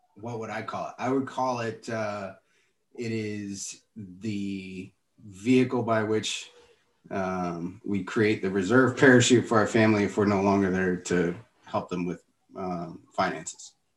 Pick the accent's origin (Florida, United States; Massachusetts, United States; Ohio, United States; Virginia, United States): Florida, United States; Miami; a guy from Miami